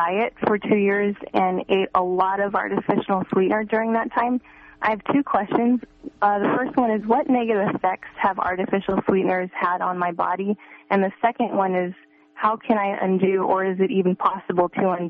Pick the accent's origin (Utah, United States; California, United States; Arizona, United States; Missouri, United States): California, United States; San Francisco Bay Area; Hi, I'm from the San Francisco Bay Area.